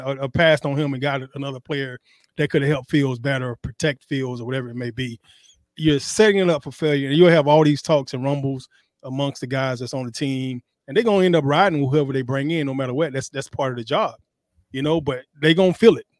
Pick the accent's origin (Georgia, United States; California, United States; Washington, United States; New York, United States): Georgia, United States; Atlanta; Atlanta, my hometown